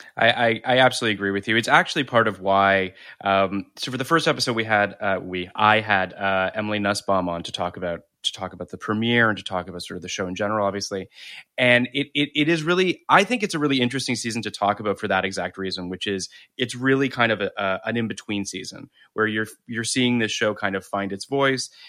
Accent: Toronto, Ontario, Canada; moved away; I come from Toronto originally

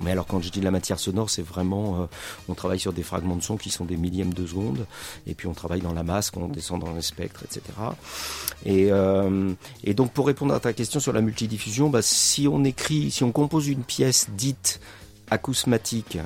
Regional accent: central France, France; moved away as an adult; also born or lived in Creuse / Limoges / Paris; je viens donc du centre de la France. J'ai fait, avant de monter à Paris, j'étais au lycée à Limoges, j'étais creusois, euh, et euh, je suis pas creusois d'origine, mais je suis arrivé en Creuse à un moment

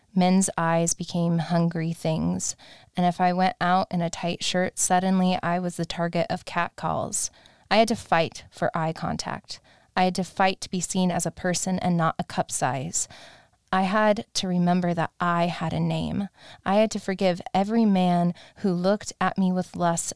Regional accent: Alaska, United States; now in Los Angeles, United States; I had a friend that I grew up with in Alaska

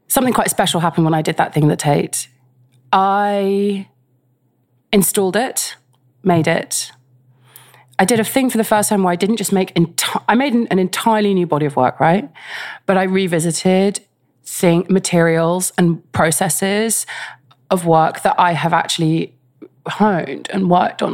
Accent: London, United Kingdom; I grew up in West London

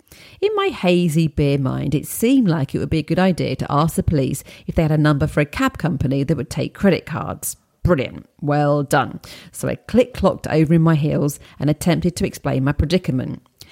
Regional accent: United States; moved away as an adult; now in London, United Kingdom; I grew up in the United States, but at the age of 26, I took a risk and moved to London. That was in 2002.

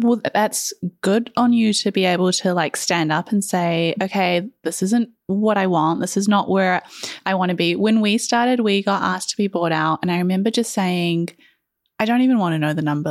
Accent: New Zealand; I am from New Zealand

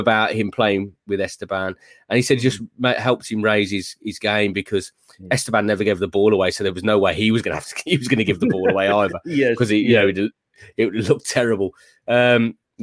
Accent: Tamworth, West Midlands, United Kingdom; I'd worked at my hometown paper, the Tamworth Herald

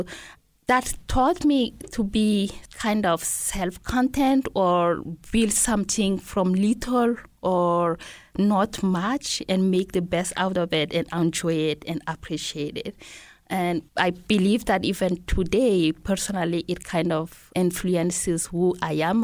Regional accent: N'Djamena, Chad; first language Laka; English is a second language; moved away as an adult; also born or lived in Bondoukou, Ivory Coast / Senegal / Logone Oriental, Chad; now in Missoula, United States; I was born in Ivory Coast, which is in West Africa, and my parents moved back to Chad when I was pretty little. And that's where I grew up, in N'Djamena

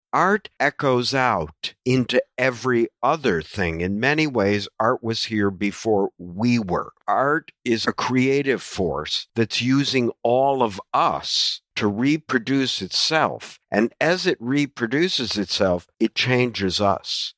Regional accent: United States; an American who grew up watching only baseball and the N F L

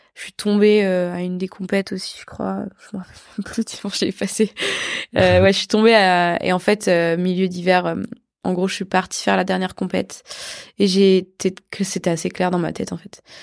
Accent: France; je suis européenne, enfin, je suis française

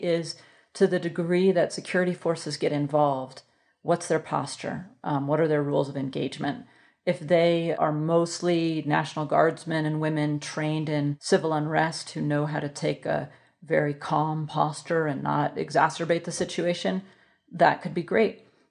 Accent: Alaska, United States; I'm from Alaska, so you know they were representing Alaska

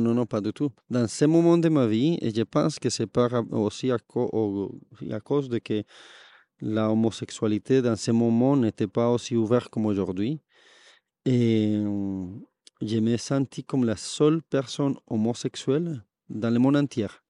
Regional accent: Bogotá, Colombia; French is a second language; moved away as an adult; now in Toulouse, France; si je viens de Bogota, ma famille vient de la région du café

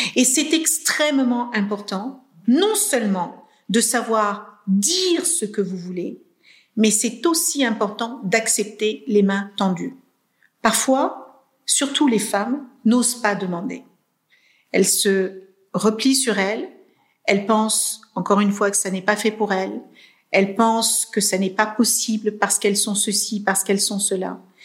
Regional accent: Cape Verde; Moi, je suis née au Cap Vert dans les années 72.

